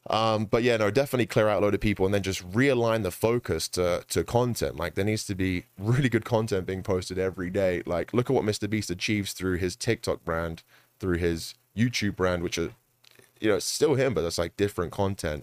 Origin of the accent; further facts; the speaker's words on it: London, United Kingdom; now in United States; I'm from London